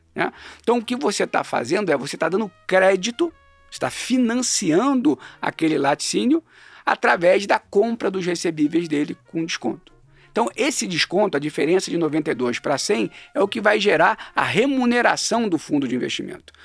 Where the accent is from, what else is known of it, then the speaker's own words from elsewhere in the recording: Rio de Janeiro, Brazil; moved away as an adult; now in São Paulo, Brazil; eu sou carioca, né, mais um desses que migrou para São Paulo. Eu migrei um pouco antes, migrei na época da faculdade